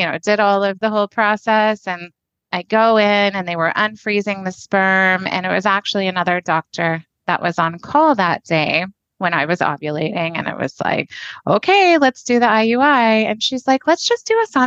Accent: Fort Worth, Texas, United States; I grew up in the Fort Worth area.

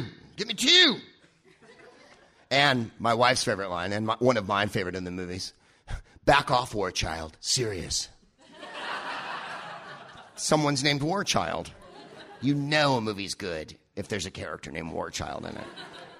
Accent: California, United States; I'm from California, IA.

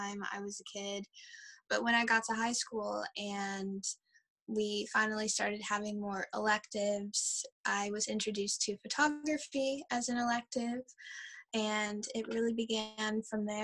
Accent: New Orleans, Louisiana, United States; now in Baltimore, United States; I am originally from New Orleans, Louisiana, but am based in live and work in Baltimore in Maryland here.

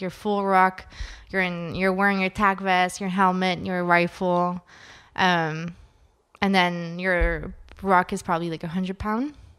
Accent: Ottawa, Ontario, Canada; I'm from Ottawa, so I work, uh, with the government, for the government

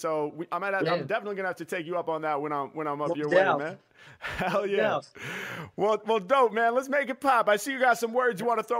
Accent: Portland, Oregon, United States; I'm from Portland. I got a lot of family up in the Seattle area

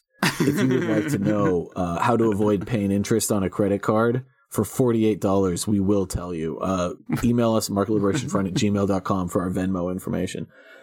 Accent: North Carolina, United States; I grew up 45 minutes outside Wilmington, North Carolina. It's a great city, and hurricanes are basically harmless most of the time for most people.

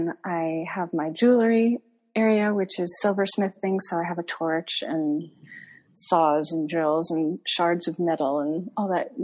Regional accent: New England, United States; moved away as an adult; also born or lived in Vermont / Martha's Vineyard / Boston / Iowa; So I grew up in New England, but I've kind of lived all over the states a little bit

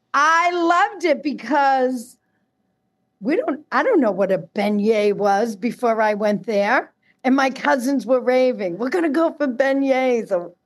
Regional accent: Boston, Massachusetts, United States; accent: Boston

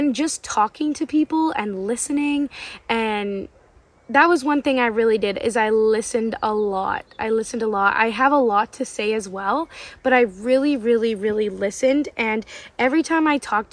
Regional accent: Canada; I'm from Canada too.

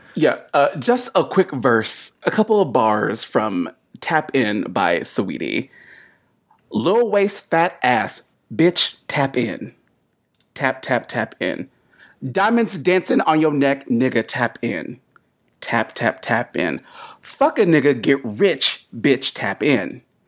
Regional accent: United States; also born or lived in North Carolina / South Carolina; as a kid growing up in Sou-, in, like, North and South Carolina

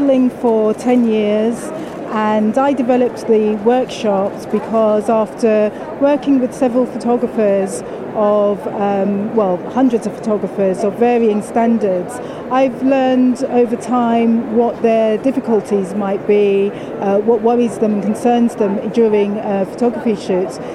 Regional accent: United Kingdom; also born or lived in Leeds; We're British

